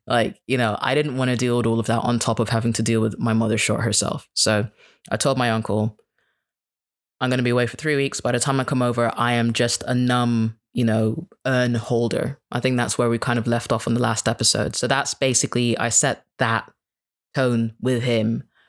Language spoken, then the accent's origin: English; Kenya; And I'm like, well, I'm Kenyan. They're like, no, you're a foreigner. You can't even speak Swahili. I'm like, yeah, but like, I'm still one of you.